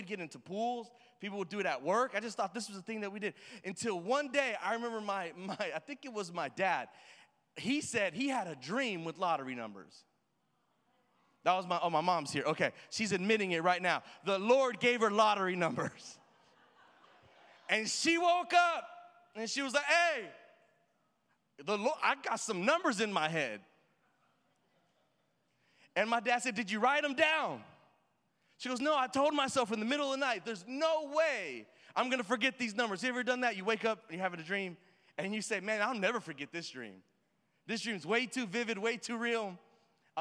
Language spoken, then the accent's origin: English; Houston, Texas, United States; I'm from the hood. I'm from the ghetto. I'm Mexican